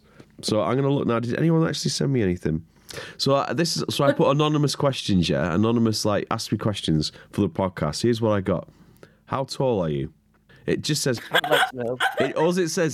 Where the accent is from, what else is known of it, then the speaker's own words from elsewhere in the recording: Preston, North West England, United Kingdom; moved away; my hometown, Preston